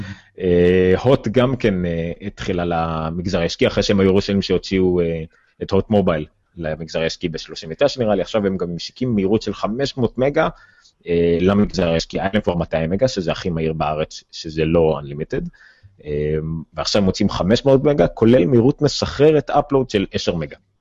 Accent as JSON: {"language": "Hebrew", "town": "Ramla", "region": "Central District", "country": "Israel", "said": "אני מרמלה"}